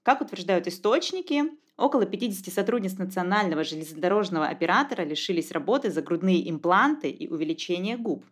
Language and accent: Russian; southern Russia, Russia; accent: southern; я говорю с южным известным акцентом.